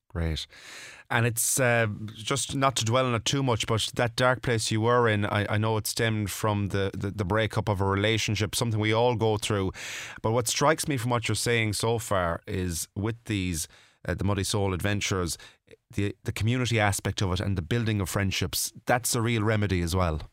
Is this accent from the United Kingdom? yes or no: no; Mayo, Connacht, Ireland; now in Galway, Ireland; I'm from Mayo myself